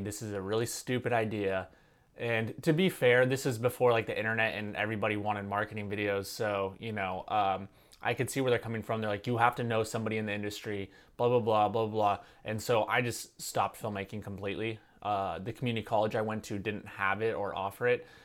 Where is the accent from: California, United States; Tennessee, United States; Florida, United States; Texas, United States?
California, United States; Santa Cruz; my hometown of Santa Cruz